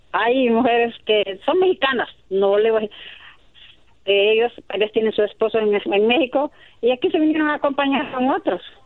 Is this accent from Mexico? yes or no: no; El Salvador; now in Utah, United States; Yo soy salvadoreña